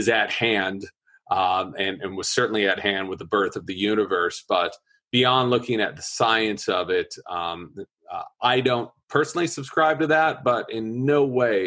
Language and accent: English; Orange County, California, United States; moved away as an adult; now in San Francisco, United States; I grew up in Orange County, behind the Orange Curtain